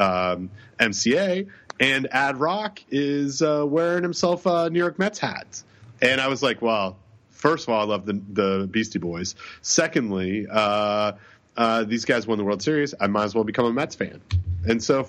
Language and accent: English; Toronto, Ontario, Canada; the great city of Toronto, my hometown